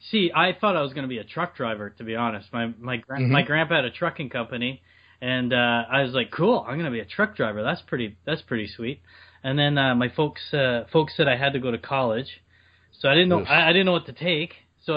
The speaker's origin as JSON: {"language": "English", "country": "Canada", "said": "I'm a Canadian actor."}